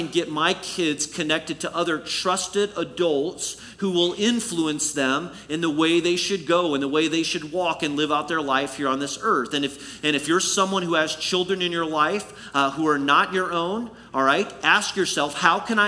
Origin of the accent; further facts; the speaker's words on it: Illinois, United States; the church family that I had the pleasure of growing up in Illinois